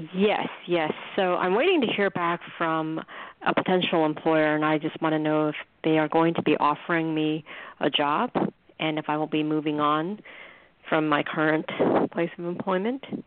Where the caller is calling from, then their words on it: New York, United States; I'm calling from New York